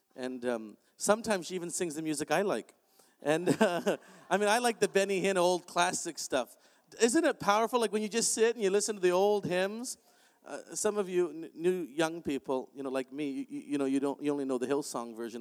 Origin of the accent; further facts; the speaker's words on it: Canada; I'm Canadian